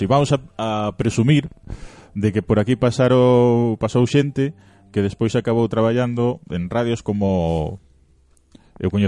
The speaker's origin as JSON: {"language": "Galician", "town": "Carballo", "region": "Galicia", "country": "Spain", "said": "eu son de Carballo."}